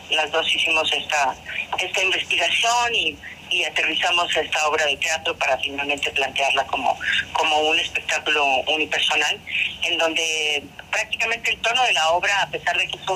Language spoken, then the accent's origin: Spanish; Monterrey, Nuevo León, Mexico; Nosotros somos de Monterrey